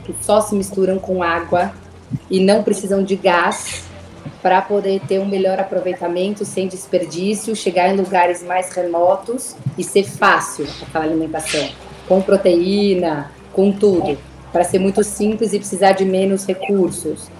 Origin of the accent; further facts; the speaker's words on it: São Paulo, Brazil; eu sou de São Paulo, minha família também é daqui.